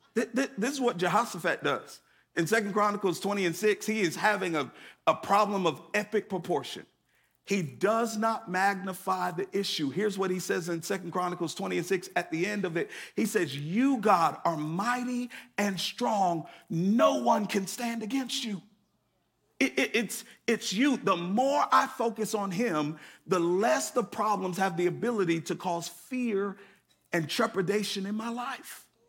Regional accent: Connecticut, United States; now in Atlanta, United States; I grew up in Connecticut

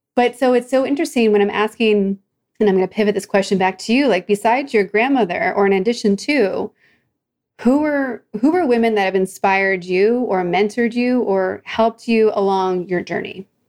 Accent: outside of Philadelphia, Pennsylvania, United States; also born or lived in New Jersey; now in Orange County, United States; my family moved, but we were outside of Philadelphia

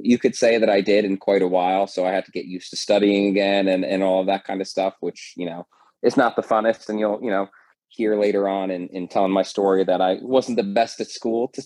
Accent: New Jersey, United States; moved away as an adult; now in Florida, United States; I came from New Jersey down to Florida back in 2014

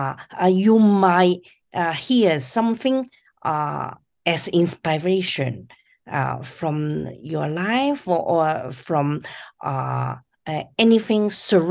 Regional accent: China; moved away; I was born in China in the 50s, early 50s

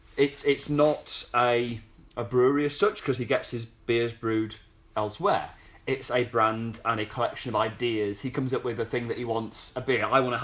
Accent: England, United Kingdom; I think it doesn't help being very English.

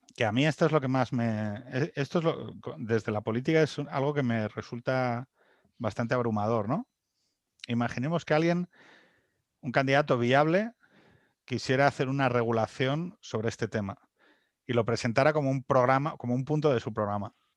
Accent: Asturias, Spain; como asturiano

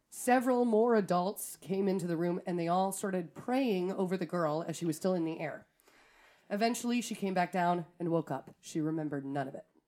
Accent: Wisconsin, United States; we're from Wisconsin

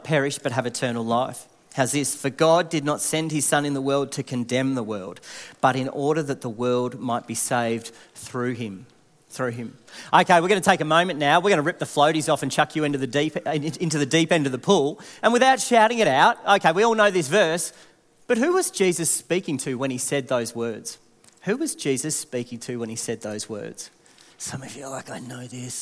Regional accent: Warrnambool, Victoria, Australia; I grew up in Warrnambool, so the wind really needs no explanation there

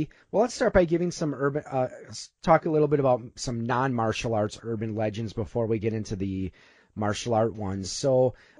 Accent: Milwaukee area, Waukesha County, Wisconsin, United States; I grew up in the Milwaukee area, actually Waukesha County.

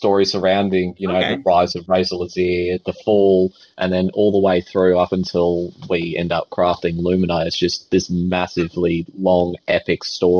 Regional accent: Australia; We're Australian. It's part of the DNA.

